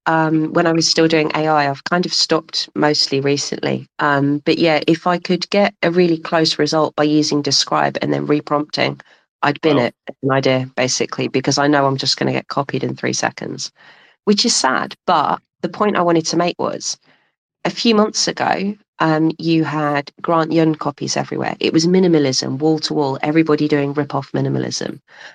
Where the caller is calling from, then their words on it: London, United Kingdom; I'm calling from London.